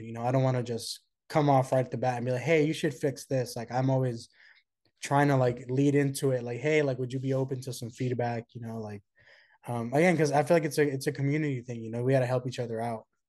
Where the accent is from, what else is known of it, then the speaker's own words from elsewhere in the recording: Oakland, California, United States; I was born and raised in the Bay Area from Oakland